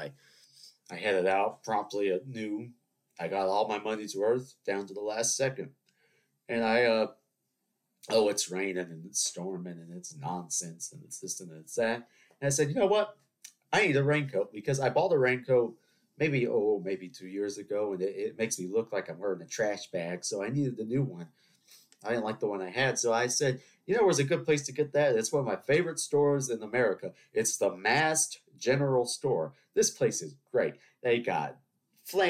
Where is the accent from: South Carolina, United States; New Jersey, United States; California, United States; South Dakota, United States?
South Carolina, United States; Charleston; I'm from Charleston. You know, we have 300-year-old buildings